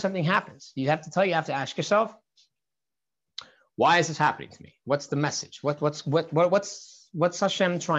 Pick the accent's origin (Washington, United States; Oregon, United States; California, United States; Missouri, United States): California, United States; Santa Barbara; when I was a 14-year-old kid I grew up on Shlichus in Santa Barbara, California.